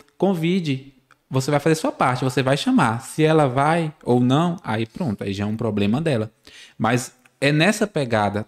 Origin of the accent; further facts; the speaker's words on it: Barreiras, Bahia, Brazil; nascido e criado aqui em Barreiras